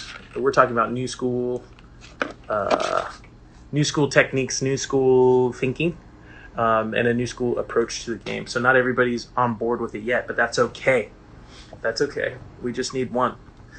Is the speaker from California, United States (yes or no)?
yes; Alameda, California, United States; There's space in my hometown of Alameda.